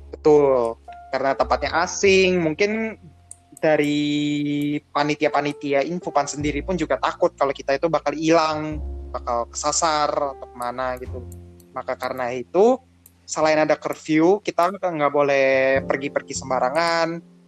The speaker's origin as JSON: {"language": "Indonesian", "region": "Jakarta", "country": "Indonesia", "said": "gua orang Jakarta"}